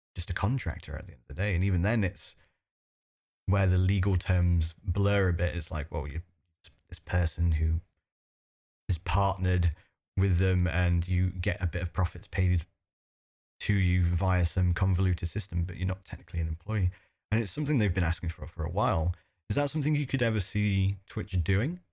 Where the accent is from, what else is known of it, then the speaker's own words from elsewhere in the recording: United Kingdom; as a British person who's used to free healthcare